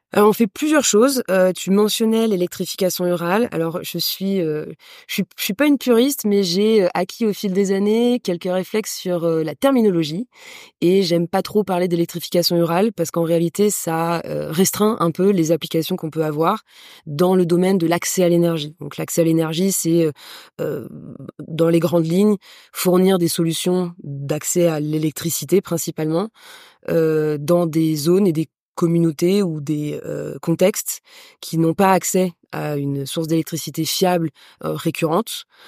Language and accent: French; France; moved away as an adult; now in Madagascar; une entrepreneure d'origine française. Mon père est d'origine ukrainienne. Et assez rapidement, j'ai quitté la France pour venir m'installer à Madagascar